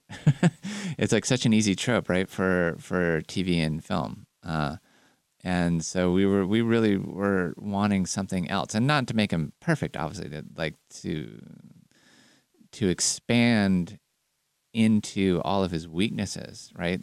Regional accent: California, United States; as a Californian

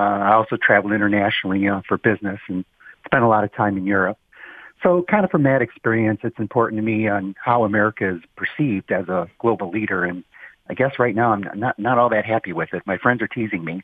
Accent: Roseville, Michigan, United States; also born or lived in Shelby Township, Michigan / Japan; I grew up in Roseville.

